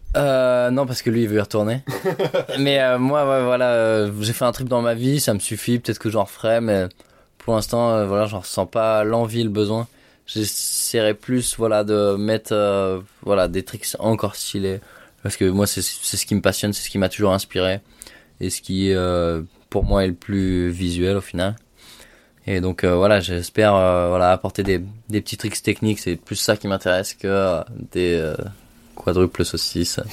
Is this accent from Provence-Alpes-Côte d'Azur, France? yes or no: yes; Gap, Provence-Alpes-Côte d'Azur, France; j'ai fait toute mon enfance à Gap